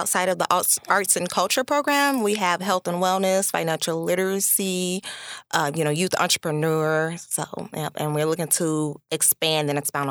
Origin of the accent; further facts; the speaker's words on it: Kankakee, Illinois, United States; I'm a Kankakee native.